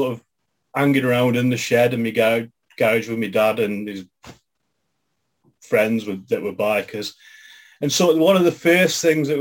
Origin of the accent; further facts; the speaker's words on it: Stoke-on-Trent, West Midlands, United Kingdom; I'm from Stoke